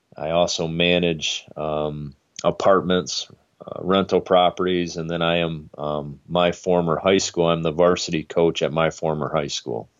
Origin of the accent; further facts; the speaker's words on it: Hudsonville, Michigan, United States; I grew up in Hudsonville